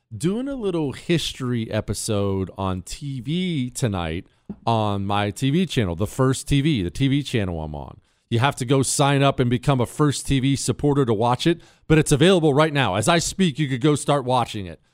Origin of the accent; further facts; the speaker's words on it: Montana, United States; moved away; I grew up in Montana. Remember, I moved to Montana when I was ten.